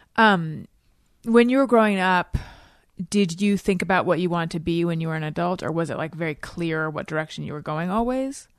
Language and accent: English; Orange County, California, United States; also born or lived in Oakland, California / New York; I was born in Oakland, grew up in Orange County